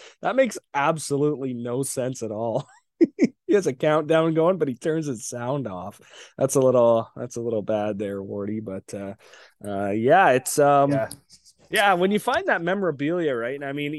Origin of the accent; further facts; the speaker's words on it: Windsor, Ontario, Canada; growing up in Windsor